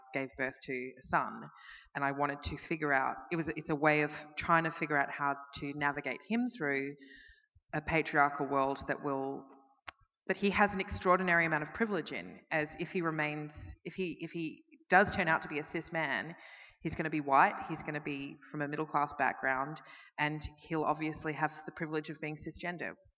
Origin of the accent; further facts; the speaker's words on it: Melbourne, Victoria, Australia; I'm from Melbourne